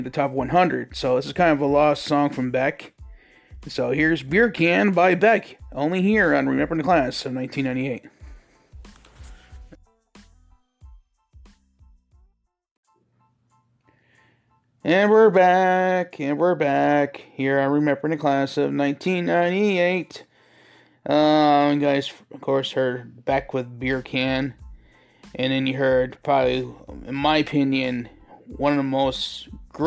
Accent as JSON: {"language": "English", "region": "New York", "country": "United States", "tie": "born or raised there", "said": "I grew up in New York, which is right across from Canada, so we used to get stations from Ottawa all the time"}